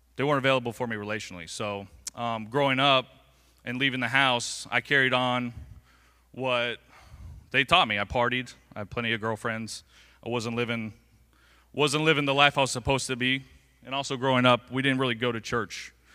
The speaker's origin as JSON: {"language": "English", "town": "Englewood", "region": "Florida", "country": "United States", "tie": "born or raised there", "said": "I was born and raised right here in Englewood, Florida."}